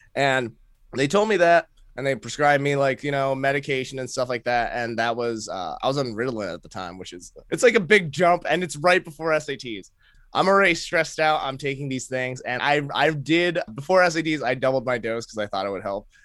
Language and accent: English; Maine, United States; moved away as an adult; now in New York, United States; my, uh, Filipino upbringing in Maine